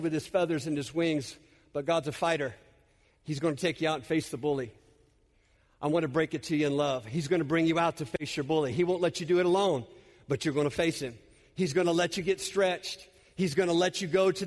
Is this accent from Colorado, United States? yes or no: no; California, United States; I'm native Californian